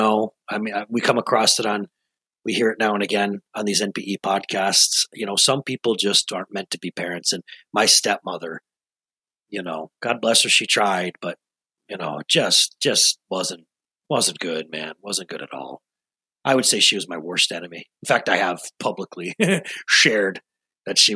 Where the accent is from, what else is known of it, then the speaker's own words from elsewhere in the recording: Rochester, New York, United States; I was born and raised in Rochester, New York, long, long, long time ago.